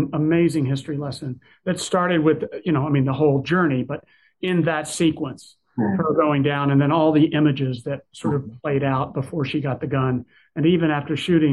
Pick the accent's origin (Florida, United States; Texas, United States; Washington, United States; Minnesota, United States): Texas, United States; I grew up in Texas